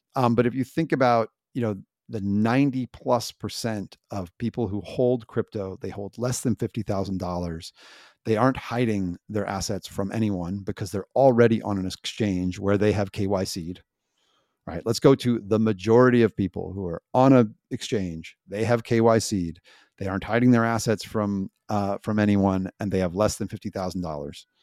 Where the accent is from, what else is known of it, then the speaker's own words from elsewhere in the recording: United States; I'm an American